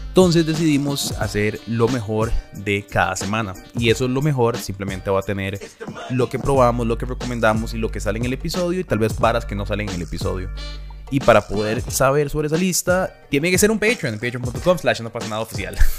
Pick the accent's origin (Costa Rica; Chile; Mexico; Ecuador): Costa Rica; yo soy de Costa Rica